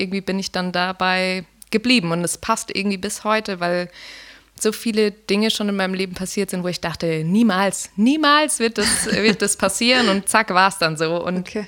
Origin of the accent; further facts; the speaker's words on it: Garmisch-Partenkirchen, Bavaria, Germany; Ich komme aus Garmisch-Partenkirchen und bin Künstlerin